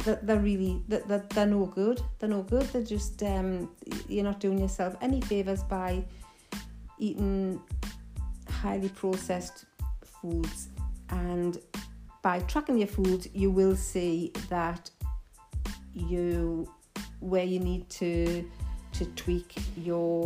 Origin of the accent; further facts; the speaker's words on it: Newcastle upon Tyne, North East England, United Kingdom; accent: Geordie; my Geordie accent